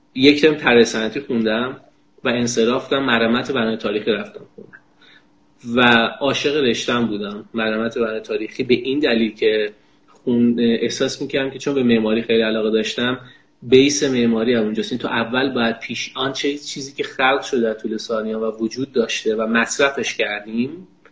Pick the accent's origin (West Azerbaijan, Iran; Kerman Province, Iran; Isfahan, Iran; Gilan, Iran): Kerman Province, Iran; Kerman; در کودکیم که در کرمان زندگی میکنم